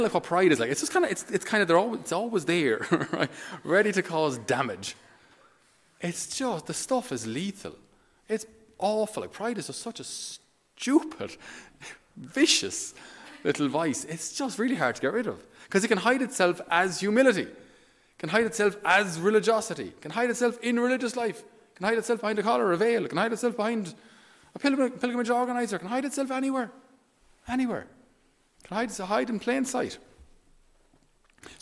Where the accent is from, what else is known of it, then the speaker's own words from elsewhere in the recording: Ireland; we being Irish